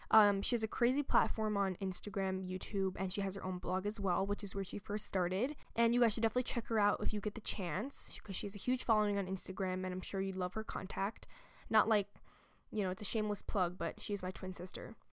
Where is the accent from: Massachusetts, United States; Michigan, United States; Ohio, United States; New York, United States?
New York, United States; a true New Yorker, because, you know, I live and I was born here in New York